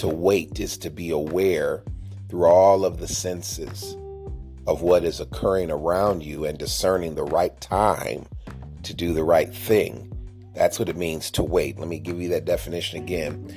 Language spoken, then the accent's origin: English; United States; growing up in America as a kid